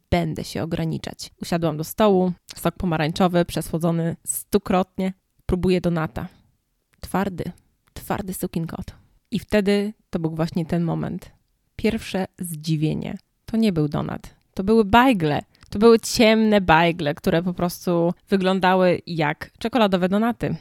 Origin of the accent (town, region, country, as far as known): Poland; moved away as an adult; now in United States